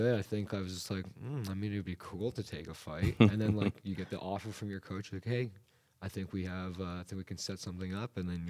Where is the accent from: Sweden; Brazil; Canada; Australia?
Canada; Toronto, Ontario; now in Calgary, Canada; Yeah, so I'm originally from Toronto.